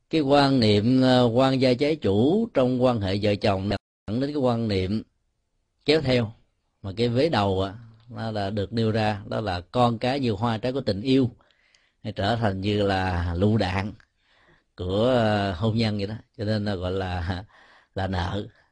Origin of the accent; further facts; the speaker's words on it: Ho Chi Minh City, Vietnam; sinh ra và lớn lên tại Sài Gòn